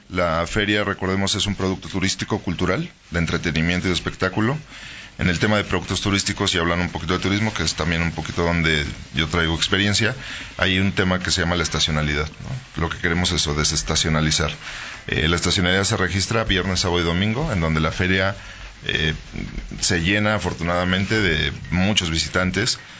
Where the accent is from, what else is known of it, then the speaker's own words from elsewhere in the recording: Guanajuato, Mexico; nos define como guanajuatenses pero también como mexicanos